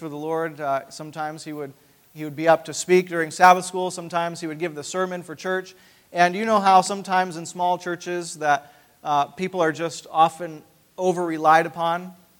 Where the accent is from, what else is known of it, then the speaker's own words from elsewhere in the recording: Maine, United States; also born or lived in Upper Peninsula, Michigan; now in Grand Rapids, United States; I grew up in Maine